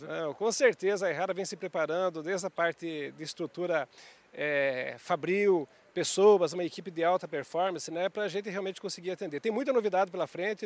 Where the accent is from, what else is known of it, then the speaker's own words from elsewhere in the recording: Piraí do Sul, Paraná, Brazil; moved away; also born or lived in Ponta Grossa; eu sou de Piraí do Sul, no Paraná, sou engenheiro agrônomo, formado em Ponta Grossa